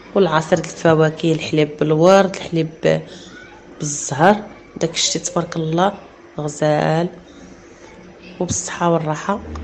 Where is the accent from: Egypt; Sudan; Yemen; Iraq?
Egypt; عندنا في مصر